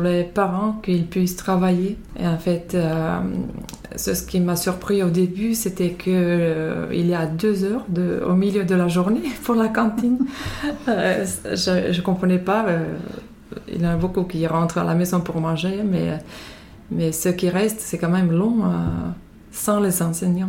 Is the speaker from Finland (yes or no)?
yes; Finland; French is a second language; moved away as an adult; now in France; Je viens de Finlande, euh, là j'habite depuis 16 ans en France